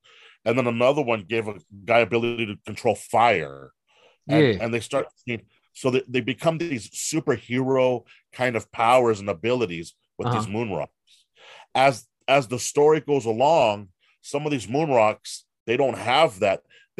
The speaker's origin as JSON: {"language": "English", "town": "Hollywood", "region": "California", "country": "United States", "said": "I'm from Hollywood. My backstory is I've been in Hollywood forever."}